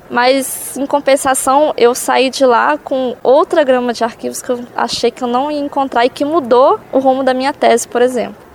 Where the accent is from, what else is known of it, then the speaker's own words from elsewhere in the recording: Viçosa, Minas Gerais, Brazil; Eu voltei para casa dos meus pais em Viçosa.